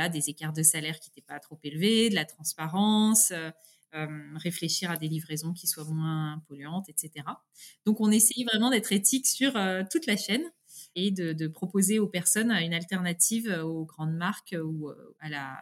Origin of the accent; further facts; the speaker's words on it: France; accent: French; Et l'anglais, je le parle, bah, oui, beaucoup mieux, voilà couramment, mais euh, par contre, j'ai un petit accent français.